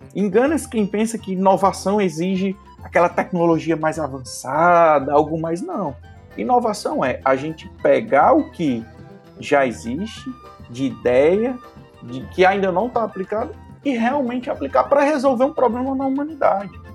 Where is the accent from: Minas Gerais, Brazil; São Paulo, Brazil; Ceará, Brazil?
Ceará, Brazil; Crato; also born or lived in Fortaleza / Lavras da Mangabeira; E com dois anos eu fui para o Crato, Cratinho de Açúcar